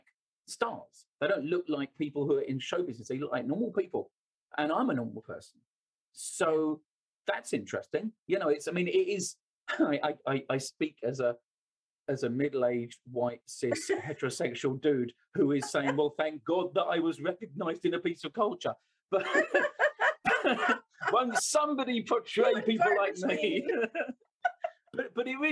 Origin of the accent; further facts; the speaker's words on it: London, United Kingdom; I was born and raised in London